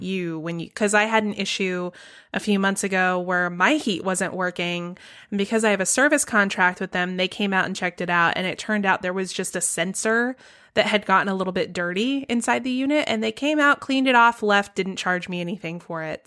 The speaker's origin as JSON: {"language": "English", "region": "Georgia", "country": "United States", "tie": "born or raised there", "said": "my home state of Georgia"}